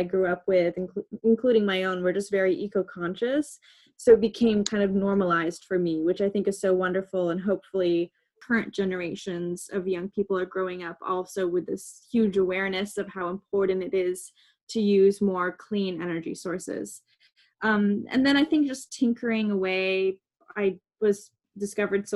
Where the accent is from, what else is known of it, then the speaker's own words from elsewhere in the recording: Victoria, British Columbia, Canada; moved away as an adult; now in New York City, United States; when I was a kid, I grew up on Vancouver Island in British Columbia in Canada